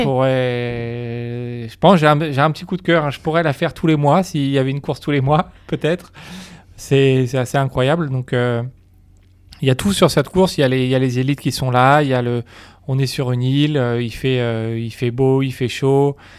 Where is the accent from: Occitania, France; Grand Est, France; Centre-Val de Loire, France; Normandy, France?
Normandy, France; je suis originaire de Normandie